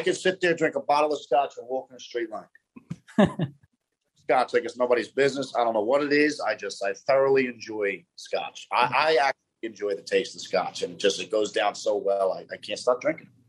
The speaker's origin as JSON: {"language": "English", "town": "Philadelphia", "region": "Pennsylvania", "country": "United States", "tie": "born or raised there", "said": "I'm born and raised in South Philadelphia"}